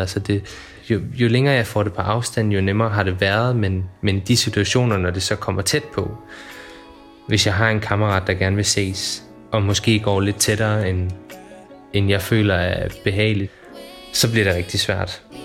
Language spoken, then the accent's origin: Danish; Funen, Southern Denmark, Denmark; now in Odense, Denmark; Jeg er født og opvokset på Fyn, oppe på en lille flække, der hedder Hintholm, som ligger i toppen af Nordøstfyn.